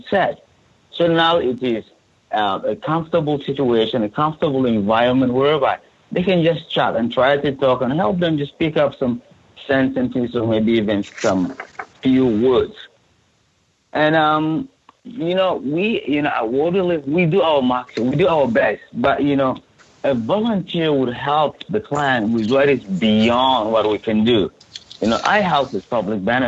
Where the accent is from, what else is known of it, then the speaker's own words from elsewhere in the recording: Sudan; moved away as an adult; now in Chicago, United States; I come from Sudan, that is in Africa.